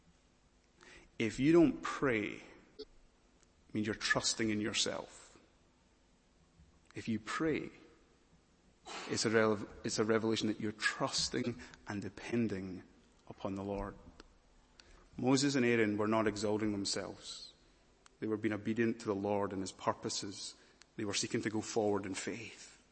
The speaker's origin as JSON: {"language": "English", "region": "Scotland", "country": "United Kingdom", "said": "I'm a Scottish preacher"}